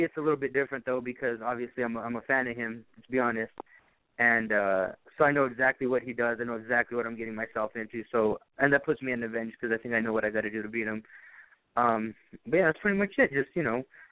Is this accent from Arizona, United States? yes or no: yes; Arizona, United States; I'm from Arizona